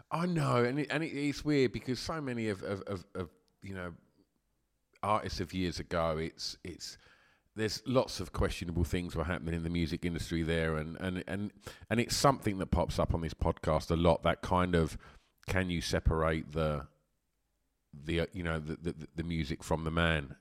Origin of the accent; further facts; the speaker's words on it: Essex, East of England, United Kingdom; growing up in Essex